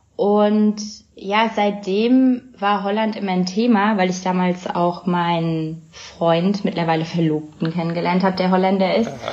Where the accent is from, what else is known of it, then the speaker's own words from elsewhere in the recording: Bavaria, Germany; moved away as an adult; now in Amsterdam, Netherlands; wir zurück in mein Heimatdorf gezogen sind, eine Gemeinde in, in Bayern